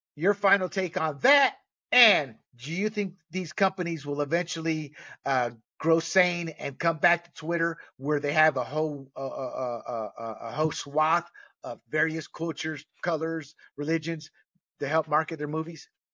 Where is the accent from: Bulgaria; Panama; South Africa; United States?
Panama; moved away; I was born and raised in Panama